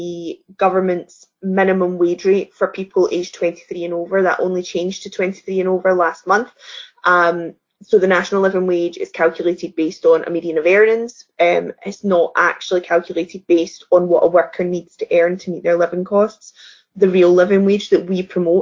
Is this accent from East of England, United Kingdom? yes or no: no; Scotland, United Kingdom; being a Scot